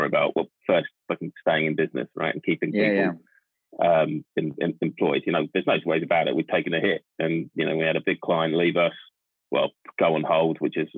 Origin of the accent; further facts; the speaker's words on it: United Kingdom; we're British